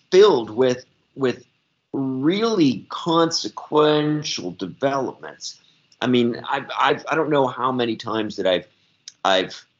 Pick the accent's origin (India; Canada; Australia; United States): Canada; Being a Canadian